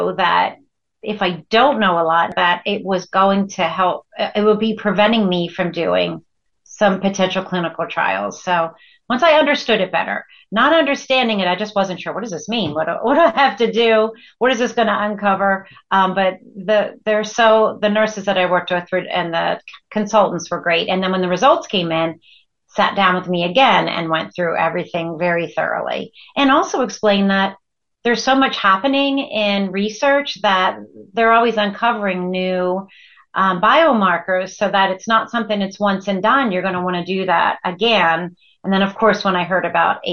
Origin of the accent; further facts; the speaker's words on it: West Chester, Pennsylvania, United States; I'm from Westchester, Pennsylvania